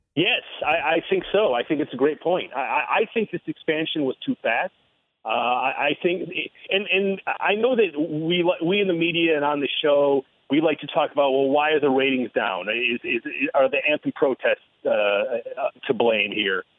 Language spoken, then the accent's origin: English; Ann Arbor, Michigan, United States; moved away as an adult; I was born at Michigan Hospital, and I was r- r- born and raised in Ann Arbor